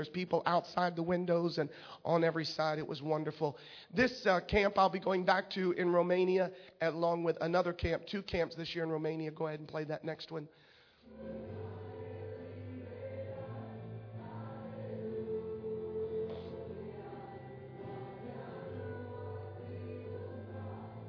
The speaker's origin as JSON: {"language": "English", "town": "Nobleton", "region": "Florida", "country": "United States", "said": "I'm from real Florida. I'm from Nobleton. 283 people in Nobleton, Florida"}